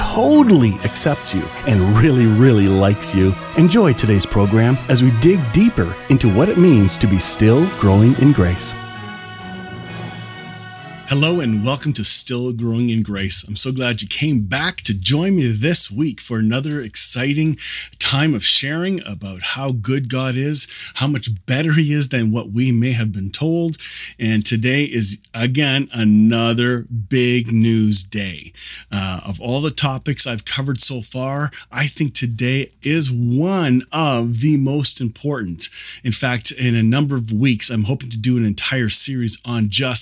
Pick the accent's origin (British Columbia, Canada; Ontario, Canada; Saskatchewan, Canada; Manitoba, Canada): Ontario, Canada; Kitchener; I grew up here in the Kitchener-Waterloo area where this is being recorded.